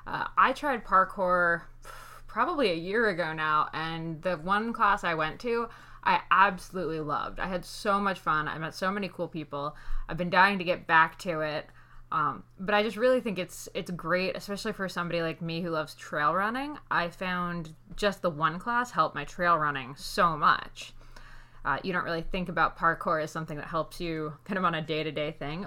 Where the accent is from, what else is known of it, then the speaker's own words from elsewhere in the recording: Hunterdon County, New Jersey, United States; I am originally from Hunterdon County